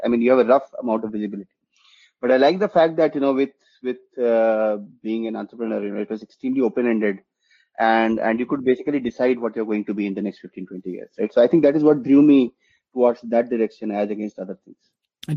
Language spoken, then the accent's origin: English; Jharkhand, India; also born or lived in West Bengal; now in Bengaluru, India; I grew up in, uh, you know, in parts in Jharkhand and in West Bengal. You know, I, have been, you know, I've lived in both parts of the country, and uh, but yeah, primarily in Jharkhand